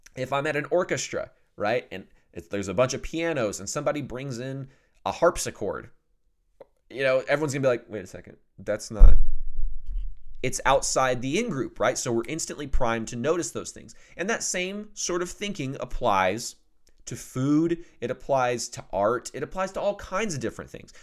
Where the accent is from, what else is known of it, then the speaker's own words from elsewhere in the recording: the South, United States; also born or lived in Oklahoma; I'm from the South